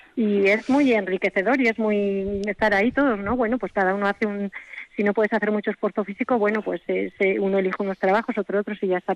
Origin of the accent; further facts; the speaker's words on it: a village near Vitoria, Basque Country, Spain; nos dedicamos a la actividad agrícola y ganadera que siempre hemos vivido en el pueblo